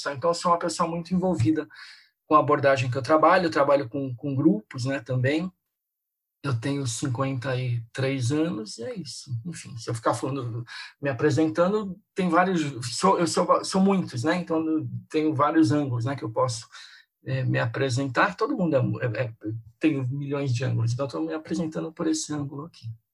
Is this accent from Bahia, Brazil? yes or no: no; São Paulo, Brazil; eu sou aqui de São Paulo